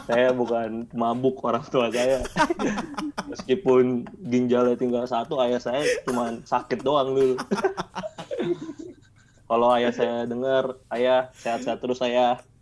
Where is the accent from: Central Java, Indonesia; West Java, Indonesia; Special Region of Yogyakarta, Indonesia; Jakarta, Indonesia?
Jakarta, Indonesia; Gue sama Peta sama-sama KTP Jakarta soalnya. Oh, Ya, Jadi gue orang Jakarta.